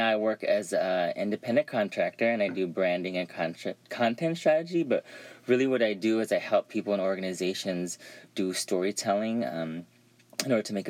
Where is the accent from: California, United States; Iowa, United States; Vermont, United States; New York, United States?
California, United States; Dublin; I'm originally from a little town called Dublin, California, which is a suburb full of, well, when I was growing up, it was full of white people and cows